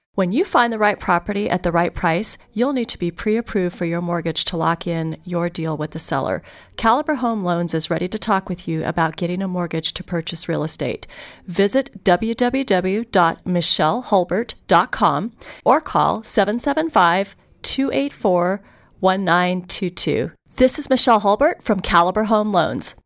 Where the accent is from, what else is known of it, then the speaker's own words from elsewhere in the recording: Hawthorne, Nevada, United States; also born or lived in Reno, Nevada; I grew up in Hawthorne, Nevada